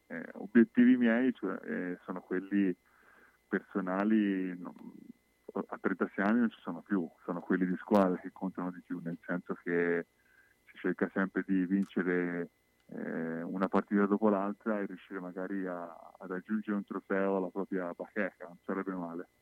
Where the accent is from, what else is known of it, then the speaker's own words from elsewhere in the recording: Livorno, Tuscany, Italy; Io sono di Livorno